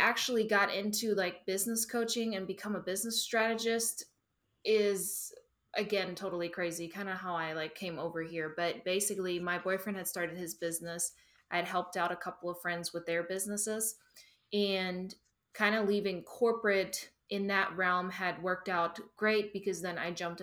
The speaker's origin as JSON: {"language": "English", "country": "Germany", "also_born_or_lived": "Duncan, South Carolina", "moved": "as an adult", "lives_now": "United States", "said": "I'm originally from Germany. I worked in corporate after high school"}